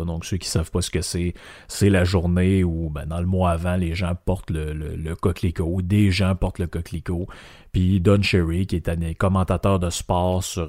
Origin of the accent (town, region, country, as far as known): Quebec, Canada